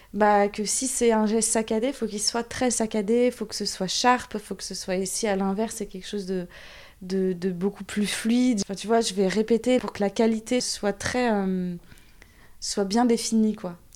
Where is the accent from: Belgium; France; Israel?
France; Saint-Nazaire, Pays de la Loire; je viens de Saint-Nazaire